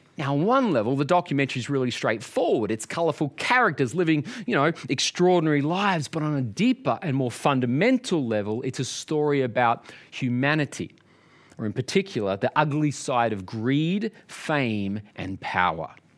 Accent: Australia; growing up in Australia

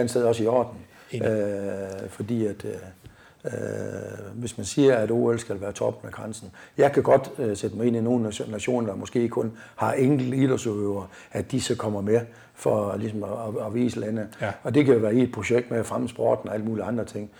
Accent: Hirtshals, North Denmark Region, Denmark; moved away as an adult; also born or lived in Aalborg; så kunne jeg så ikke opfylde mine egne ambitioner hjemme i Hirsas længere

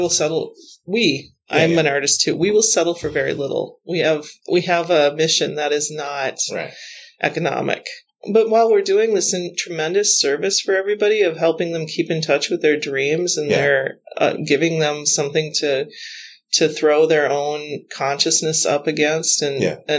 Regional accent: North Dakota, United States; moved away; I grew up near the National Grasslands in North Dakota. It's a big part of my childhood memory and my love, my prairie girl love

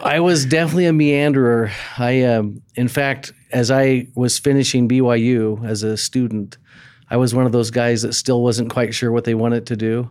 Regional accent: Texas, United States; moved away as an adult; growing up in Texas, on my high school baseball team

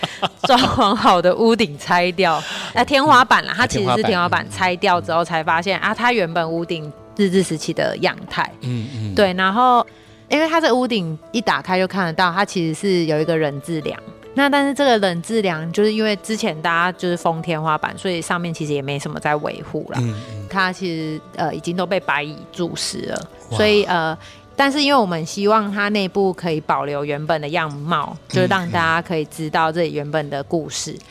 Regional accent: Pingtung, Pingtung County, Taiwan; now in Yanshui, Taiwan; 对，我是屏东人。

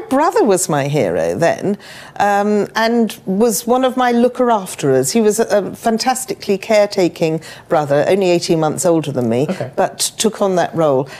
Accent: Chigwell, East of England, United Kingdom; also born or lived in London; I was born in Enfield or Edmonton in London, and I was raised in Chigwell.

